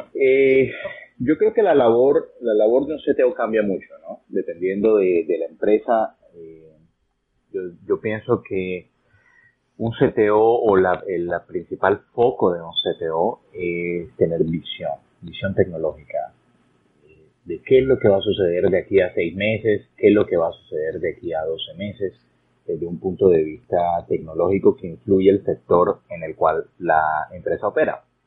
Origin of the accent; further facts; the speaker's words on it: Barranquilla, Atlántico, Colombia; also born or lived in Florida, United States; now in United States; yo nací en una región de Colombia en la costa norte, se llama Barranquilla, mi ciudad natal.